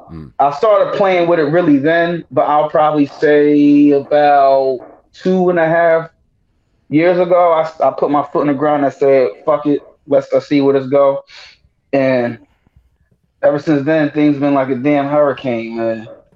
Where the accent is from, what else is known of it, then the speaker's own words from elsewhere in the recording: Cape May, New Jersey, United States; Jersey, Cape May, New Jersey. Bottom of the map.